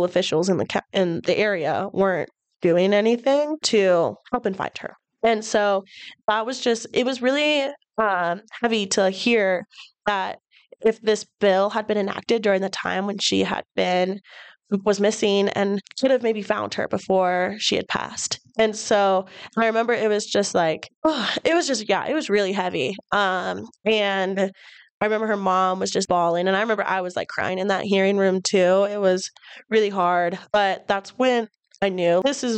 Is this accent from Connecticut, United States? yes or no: no; Bozeman, Montana, United States; I was born and raised here in Bozeman, Montana.